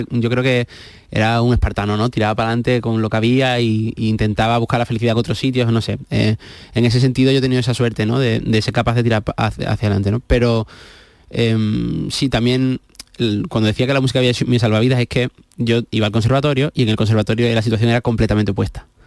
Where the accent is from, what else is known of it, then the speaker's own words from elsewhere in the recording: Seville, Andalusia, Spain; also born or lived in Huelva; hemos vivido la mayoría del tiempo de nuestra vida en Sevilla. Entonces, pues yo siempre digo que soy de los dos sitios, no me siento nuez y me siento sevillano